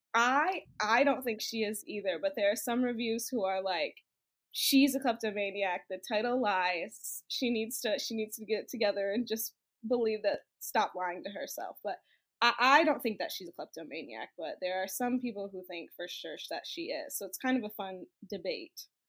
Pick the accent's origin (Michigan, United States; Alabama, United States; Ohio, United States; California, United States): Michigan, United States; I am from Michigan, grew up in Michigan